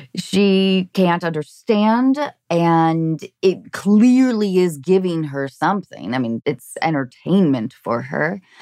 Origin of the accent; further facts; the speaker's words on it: Seattle, Washington, United States; now in Los Angeles, United States; I'm in L A, but I grew up in Seattle